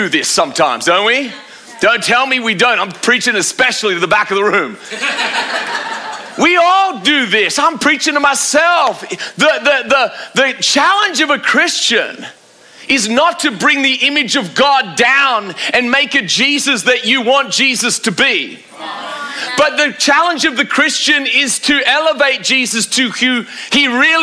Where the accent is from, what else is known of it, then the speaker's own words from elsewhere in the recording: Australia; I'm an Australian